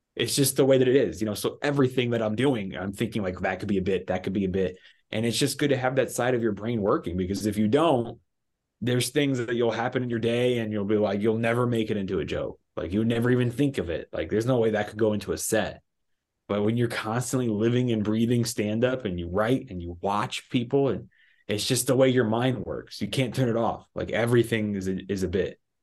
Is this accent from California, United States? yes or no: yes; Los Angeles, California, United States; I was raised in Los Angeles, California